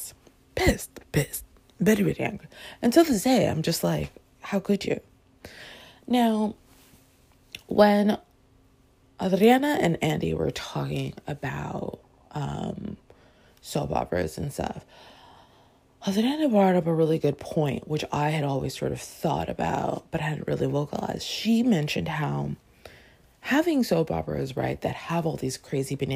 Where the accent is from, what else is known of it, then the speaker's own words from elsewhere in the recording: Toronto, Ontario, Canada; now in United States; Growing up in Toronto, Canada